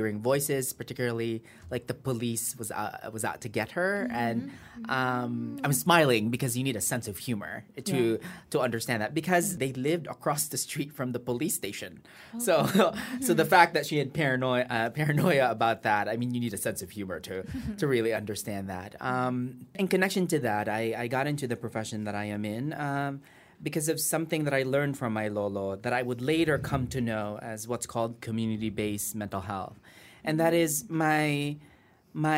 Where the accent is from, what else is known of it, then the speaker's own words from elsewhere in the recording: California, United States; moved away as an adult; also born or lived in Iloilo, Philippines; now in Philippines; I'm from Iloilo, and I think like many of our mothers, my mother was a nurse. She worked in Saudi Arabia for about the first 10 years of my life. She saved all that money. We moved to the U.S. when it was much easier to move to the U.S. Mm-hmm. I grew up in California